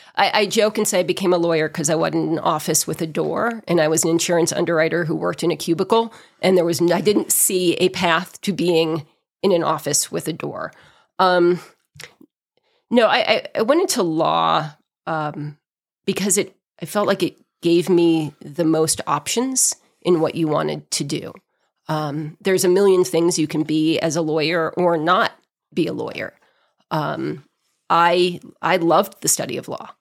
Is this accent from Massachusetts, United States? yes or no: yes; outside of Boston, Massachusetts, United States; moved away as an adult; also born or lived in New Hampshire / Los Angeles, United States; now in Big Bear Lake, United States; I was born and raised outside of Boston and spent my childhood in small towns in New England